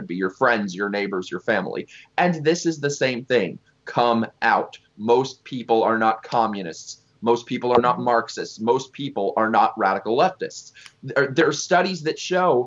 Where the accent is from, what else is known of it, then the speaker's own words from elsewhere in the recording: New York City, New York, United States; I'm originally from Manhattan